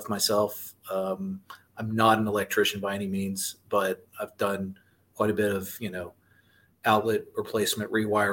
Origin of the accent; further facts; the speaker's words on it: Austin, Texas, United States; now in Round Rock, United States; I'm from Austin because I was originally